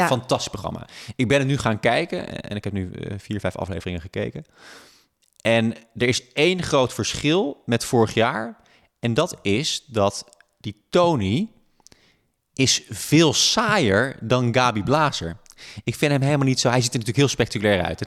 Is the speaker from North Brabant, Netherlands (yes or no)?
no; Friesland, Netherlands; now in Amsterdam, Netherlands; ik kom oorspronkelijk uit Friesland